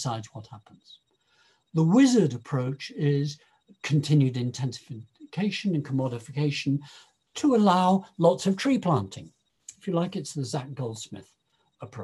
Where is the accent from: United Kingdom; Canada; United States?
United Kingdom; Lincoln, East Midlands; I was born in Lincoln, actually on a hill above the Fens